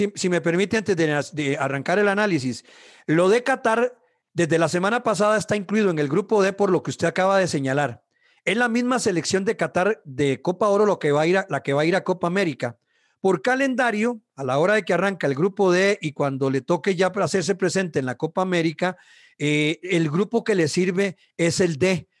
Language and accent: Spanish; Costa Rica; así somos los ticos